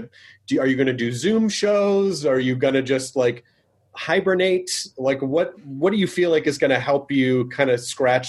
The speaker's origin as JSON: {"language": "English", "town": "Memphis", "region": "Tennessee", "country": "United States", "tie": "born or raised there"}